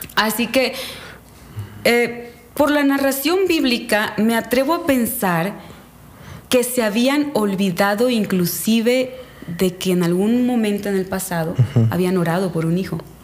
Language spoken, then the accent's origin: Spanish; Calderitas, Quintana Roo, Mexico; now in Catemaco, Mexico; soy originaria de Quintana Roo, un pueblo que se llama Calderitas